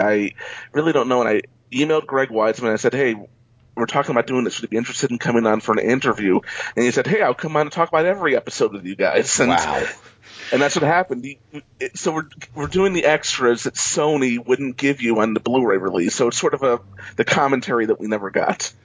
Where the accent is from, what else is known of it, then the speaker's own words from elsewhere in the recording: New York, United States; moved away as an adult; also born or lived in Los Angeles; I'm originally from New York, and I'm back in New York